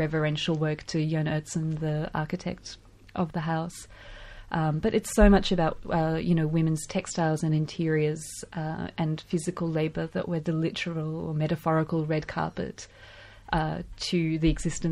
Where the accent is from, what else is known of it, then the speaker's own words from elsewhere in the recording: Ukraine; also born or lived in Sarajevo, Bosnia and Herzegovina; now in Melbourne, Australia; growing up in Ukraine, it was always a huge day when I was a kid